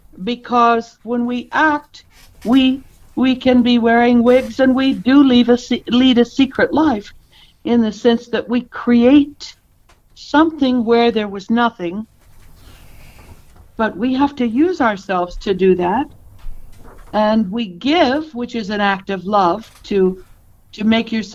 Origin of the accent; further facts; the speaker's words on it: Pacific Northwest, United States; also born or lived in Idaho / Bainbridge Island, Washington / Corvallis, Oregon / Portland, Oregon; I'm from the Northwest, Pacific Northwest.